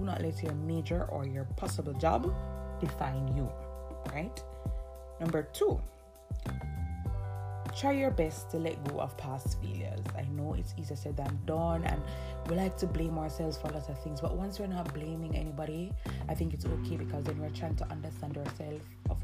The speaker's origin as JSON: {"language": "English", "country": "Jamaica", "said": "I'm from Jamaica."}